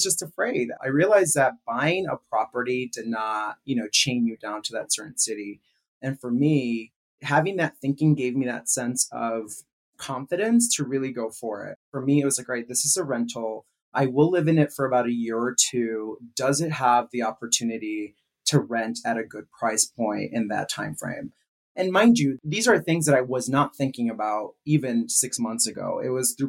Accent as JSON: {"language": "English", "region": "California", "country": "United States", "tie": "born or raised there", "also_born_or_lived": "New York City", "moved": "as an adult", "lives_now": "Chicago, United States", "said": "I'm from California, born and raised. Moved to New York City for a few years after college. And then after that, I, you know, decided to kind of give it a chance and move to Chicago"}